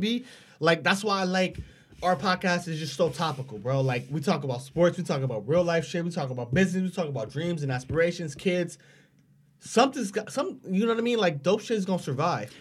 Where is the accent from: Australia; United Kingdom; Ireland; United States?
United States; Los Angeles, California; I grew up in South Central Los Angeles